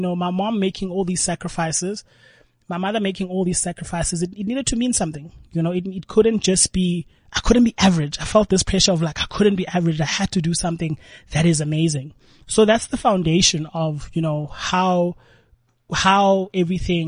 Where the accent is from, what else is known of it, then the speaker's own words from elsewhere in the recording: South Africa; as a South African